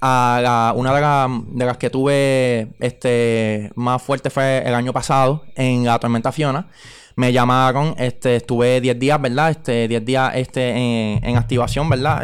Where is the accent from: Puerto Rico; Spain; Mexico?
Puerto Rico; Carolina; now in Aguas Buenas, Puerto Rico; naturalmente soy de Carolina, ¿verdad? Pero ya llevo un tiempo residiendo en el pueblo de Aguas Buenas